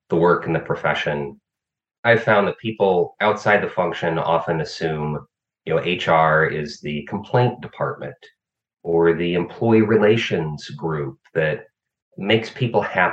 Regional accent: Illinois, United States; I found a master's program at my home state university, which turned out to be arguably the top human resources master's program in the world at University of Illinois

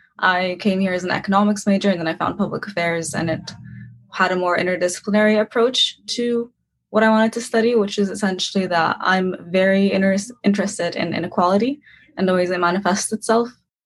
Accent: Cairo, Cairo Governorate, Egypt; moved away as an adult; Hi. I'm from Cairo. I was born in Cairo. I lived for a large portion of it in Mohandesin, which is an older city, I would say.

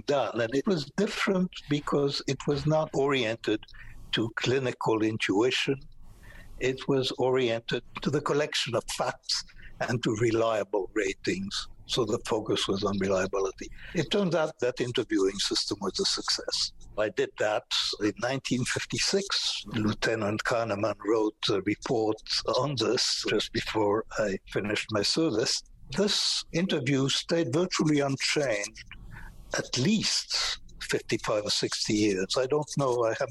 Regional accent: France; moved away; also born or lived in Israel; I was in occupied France during World War II

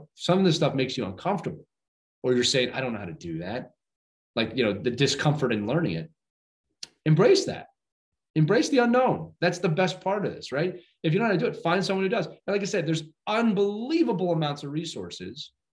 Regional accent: Northeast, United States; I'm from the Northeast

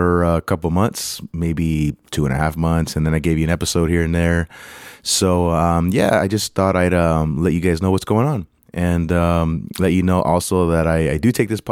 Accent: United States; also born or lived in Los Angeles; I'm American, I'm Mexican American.

